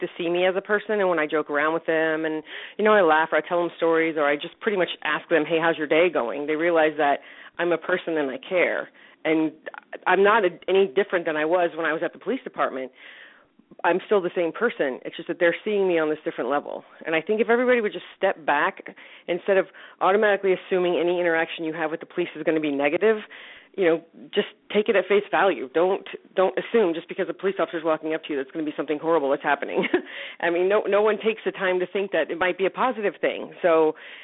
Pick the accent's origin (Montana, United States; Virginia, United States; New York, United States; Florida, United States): Virginia, United States; Northern; I grew up here in the Northern Virginia area and graduated from high school here